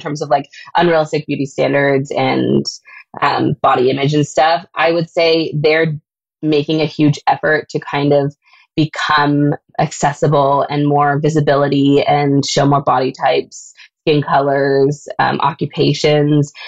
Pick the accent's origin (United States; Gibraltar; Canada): Canada; being a Canadian designer